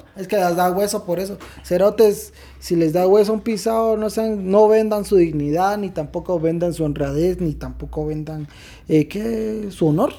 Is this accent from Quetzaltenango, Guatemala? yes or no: yes; Quetzaltenango, Guatemala; nos indigna como guatemaltecos, como quetzaltecos